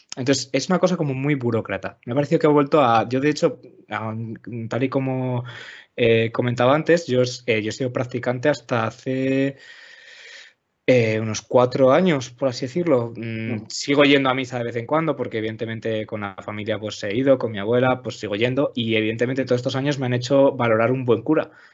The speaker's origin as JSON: {"language": "Spanish", "town": "León", "region": "Castile and León", "country": "Spain", "tie": "born or raised there", "also_born_or_lived": "Asturias", "said": "nací en León y soy de León"}